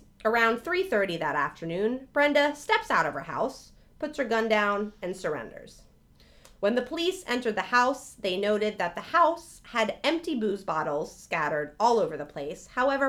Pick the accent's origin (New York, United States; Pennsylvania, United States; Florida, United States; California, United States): New York, United States; New York City; that's the thing growing up in New York City.